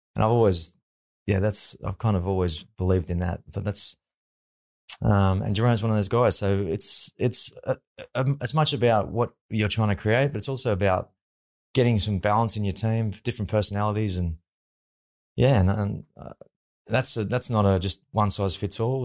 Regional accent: Sydney, New South Wales, Australia; also born or lived in Penrith; I come from the Northern Beaches

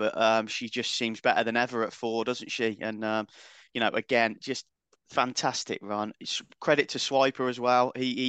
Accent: United Kingdom; So, but we'll barbecue in the rain. We're British. That's what we do.

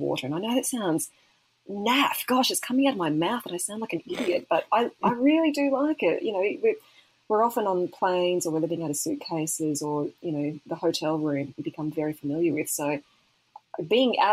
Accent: Mackay, Queensland, Australia; moved away as an adult; also born or lived in Brisbane; I love Mackay. I'm the number one fan of my hometown

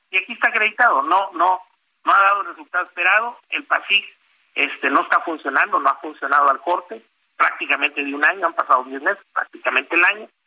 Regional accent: Mexico; que uno de los diques más duros que están encarando como, como consumidores y como, como ciudadanos, como mexicanos, es precisamente que los alimentos están eh, muy encarecidos

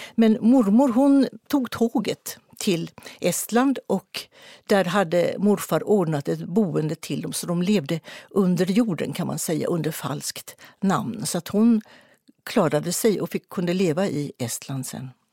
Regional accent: Partille, Västra Götaland, Sweden; utanför Partille där jag växte upp

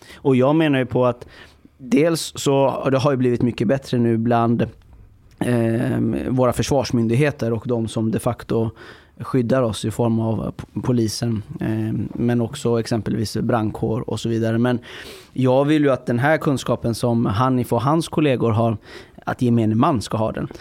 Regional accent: Iran; now in Sweden; jag kommer från Iran eh, ett land som är ett grannland till Afghanistan

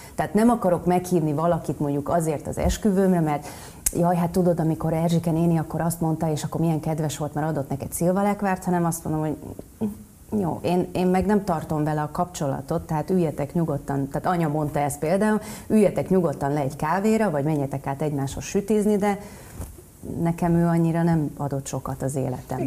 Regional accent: Nyíregyháza, Szabolcs-Szatmár-Bereg, Hungary; Én nyíregyházi lány vagyok

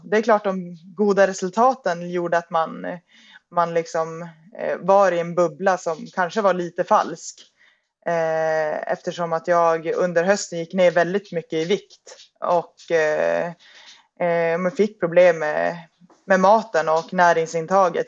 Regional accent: Piteå, Norrbotten County, Sweden; moved away; jag är ehm, ursprungligen från Piteå

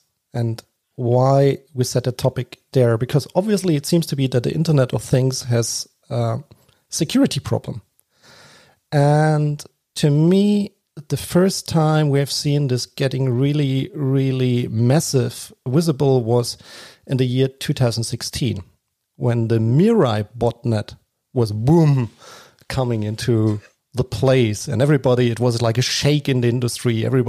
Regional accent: Germany; accent: German; English is a second language; I'm sitting currently in Germany. So my accent is Germany.

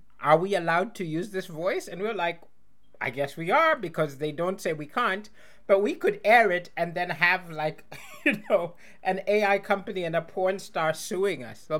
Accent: Malawi; in Malawi, my home country.

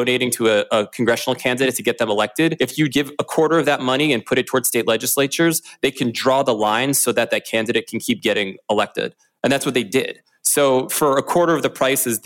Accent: Maryland, United States; I'm from Maryland, and my home state of Maryland

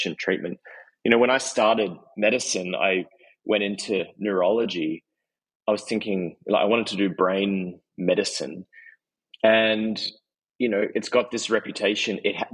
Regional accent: Australia; I'm Australian

